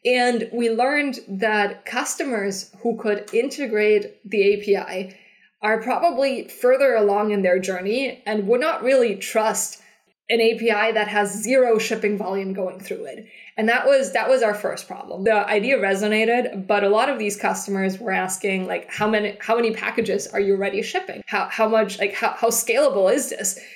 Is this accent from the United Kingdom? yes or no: no; Germany; moved away as an adult; also born or lived in Switzerland / San Francisco; I'm originally from Germany